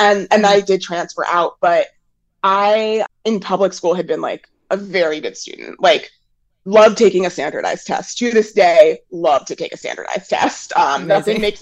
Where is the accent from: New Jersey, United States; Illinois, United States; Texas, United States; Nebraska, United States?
New Jersey, United States; Maplewood; I grew up in Maplewood, New Jersey